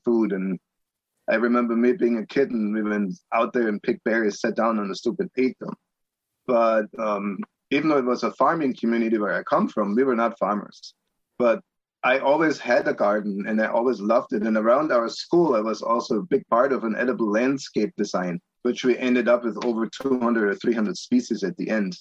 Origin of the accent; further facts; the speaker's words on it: Augsburg, Bavaria, Germany; moved away as an adult; also born or lived in Palm Beach, Florida; now in Monticello, United States; I grew up in Augsburg, Germany, which is about 30 miles west of Munich, so southern Bavaria